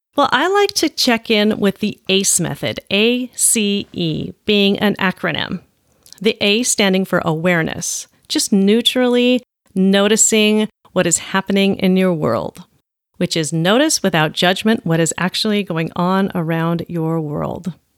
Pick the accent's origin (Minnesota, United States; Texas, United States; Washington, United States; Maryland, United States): Washington, United States; Olympia; my hometown, Olympia